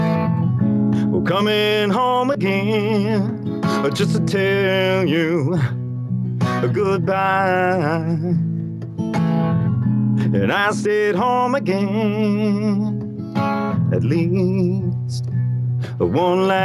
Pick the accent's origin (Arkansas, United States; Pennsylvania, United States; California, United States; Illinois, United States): Arkansas, United States; moved away as an adult; I grew up in Arkansas